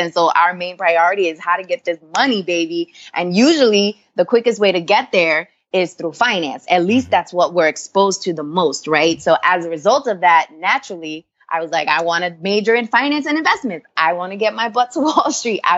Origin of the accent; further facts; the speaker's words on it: New York City, New York, United States; also born or lived in Orlando, Florida; I grew up in New York. I'm a New York girl at heart. I grew up in Queens. Lived in Orlando a few years, but the majority of my life, I grew up in Queens